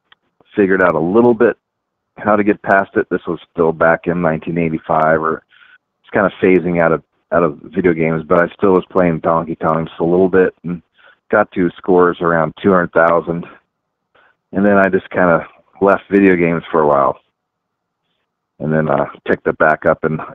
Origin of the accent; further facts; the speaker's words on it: Bellevue, Washington, United States; I grew up in Bellevue, Washington, suburb of Seattle